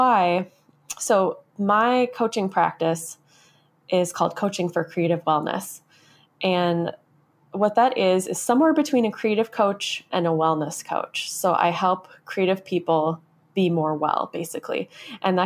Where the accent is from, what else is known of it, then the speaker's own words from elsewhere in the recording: Minnesota, United States; I grew up in the Midwest. I live in Minnesota. This is where I grew up.